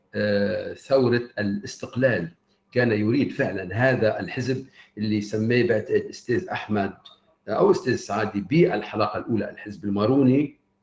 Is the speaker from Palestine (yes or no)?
no; Lebanon; أنا أتحدث كلبناني